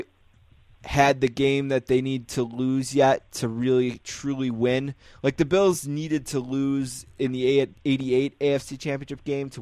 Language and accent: English; Buffalo, New York, United States; I'm from Buffalo